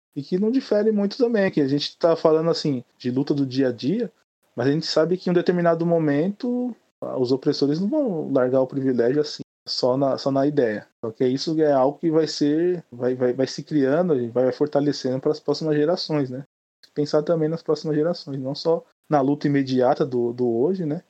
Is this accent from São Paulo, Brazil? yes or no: yes; São Paulo, Brazil; eu sou do Grajaú, vive aqui no Grajaú